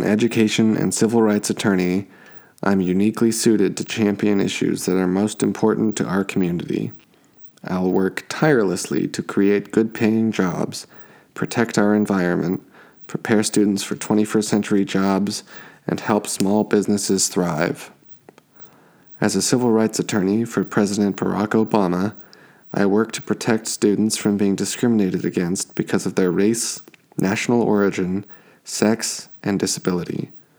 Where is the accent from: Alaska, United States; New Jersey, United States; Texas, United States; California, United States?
California, United States; Cypress Park; I am a resident of Echo Park, born and raised in Cypress Park. The proud son of Mexican immigrants, I have lived in this community for most of my life.